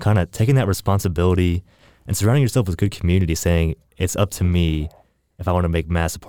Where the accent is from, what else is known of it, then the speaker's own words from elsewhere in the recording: Middle Tennessee, United States; I grew up here in Middle Tennessee. I'm a recent graduate of Belmont University here in town